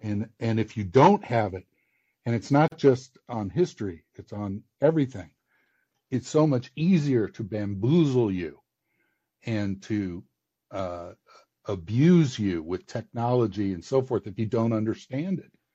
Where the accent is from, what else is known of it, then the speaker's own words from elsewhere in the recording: Midwest, United States; I live out in the Midwest, and I'm from the Midwest, but I I went east for school